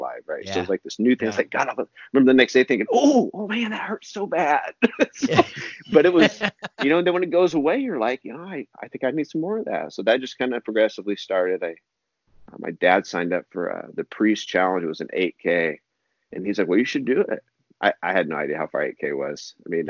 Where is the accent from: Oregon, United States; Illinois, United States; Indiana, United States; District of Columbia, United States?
Oregon, United States; Eugene; also born or lived in Harrisburg, Oregon; I grew up in, Pleasant Hill, Eugene, Oregon, Springfield area and here in Oregon